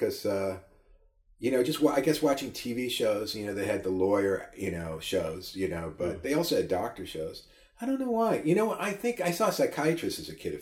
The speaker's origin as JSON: {"language": "English", "town": "New York City", "region": "New York", "country": "United States", "tie": "born or raised there", "also_born_or_lived": "Maryland / Miami, Florida / California", "moved": "as an adult", "said": "I grew up in Queens, New York"}